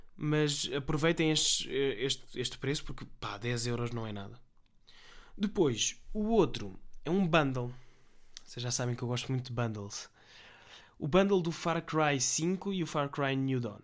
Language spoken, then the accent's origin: Portuguese; Portugal; Nós somos tugas